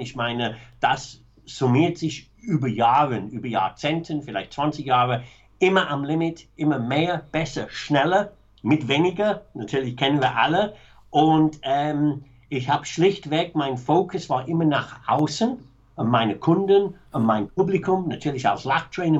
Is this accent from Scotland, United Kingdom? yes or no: no; Manchester, North West England, United Kingdom; German is a second language; moved away; Ich bin aufgewachsen, sehr bürgerliche, m, ganz normale Arbeiterklasse, Familie in Manchester